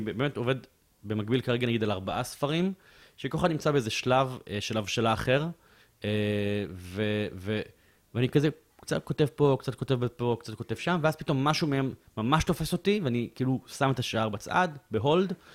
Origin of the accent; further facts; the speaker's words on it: Bat Yam, Tel Aviv District, Israel; אני גדלתי בבית צנוע, בבת ים